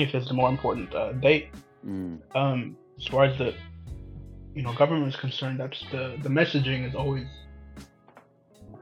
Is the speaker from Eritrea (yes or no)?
yes; Eritrea; growing up in Eritrea